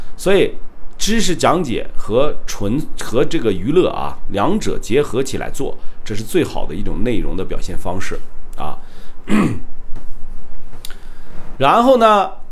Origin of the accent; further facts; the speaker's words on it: Shandong, China; accent: Northeastern (Dongbei); now in Kunming, China; 你这口音听得真准啊，我是山东人啊，我就不告诉你怎么有东北口音了